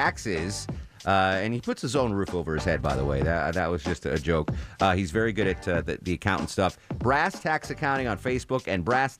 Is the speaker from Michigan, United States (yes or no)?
no; Connecticut, United States; What's funny is people that I grew up with in Connecticut think I have a Southern accent now, which I don't know. I don't hear it.